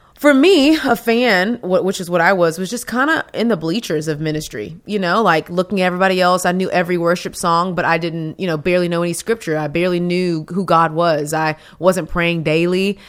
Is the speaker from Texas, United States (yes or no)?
yes; Texas, United States; I'm from Texas. Best state in the world